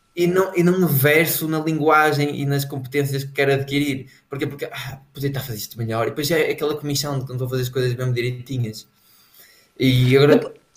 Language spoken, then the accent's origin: Portuguese; Portugal; para nós que somos portugueses